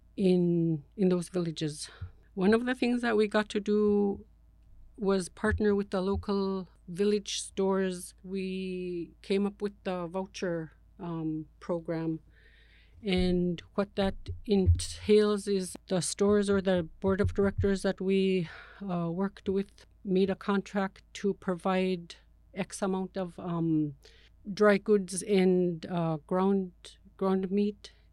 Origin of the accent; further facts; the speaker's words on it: Huichluc, Alaska, United States; now in Bethel, United States; I'm originally from Huichluc